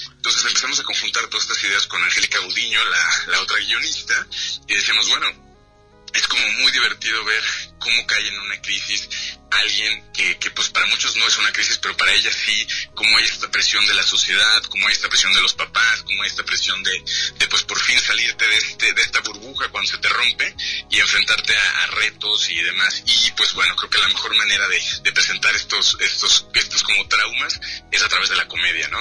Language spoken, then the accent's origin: Spanish; Guadalajara, Jalisco, Mexico; yo soy tapatío